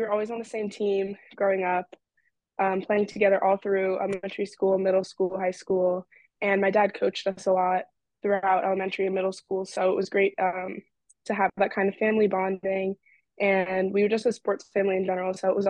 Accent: Virginia, United States; I'm a freshman here at Brown. I just had a great upbringing with basketball and just family in general.

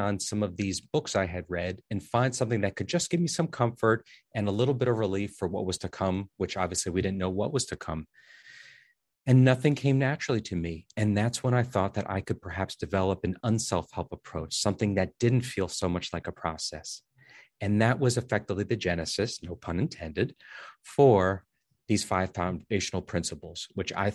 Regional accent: New Jersey, United States; I'm from New Jersey

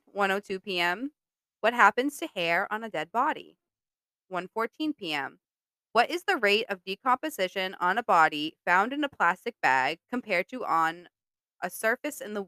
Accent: Massachusetts, United States; I'm from Massachusetts

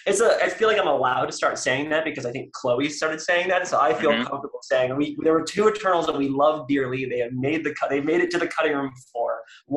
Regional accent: San Francisco Bay Area, California, United States; And we also grew up in the Bay Area. We're both from the San Francisco Bay Area. It's an incredibly diverse place, a lot of different people.

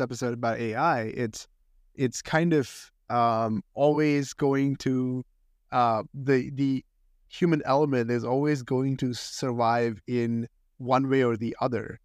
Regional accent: India; moved away as an adult; now in United States; I grew up in India and I went to high school in India

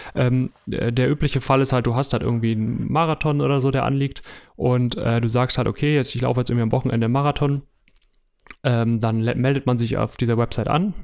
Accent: Hamburg, Germany; ich komme aus Hamburg

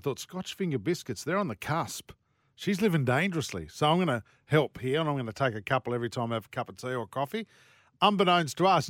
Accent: Australia; I'm Australian

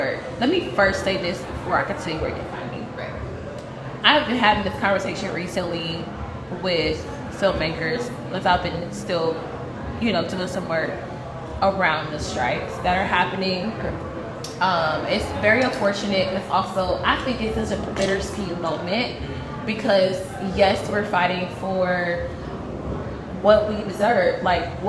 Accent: Milwaukee, Wisconsin, United States; I'm from Milwaukee

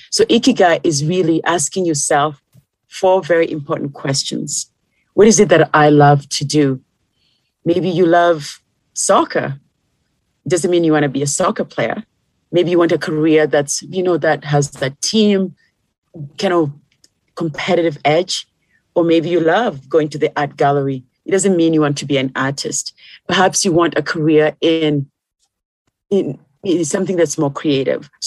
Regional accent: Kenya; moved away; when I came from Kenya to here, my foundation was still the same

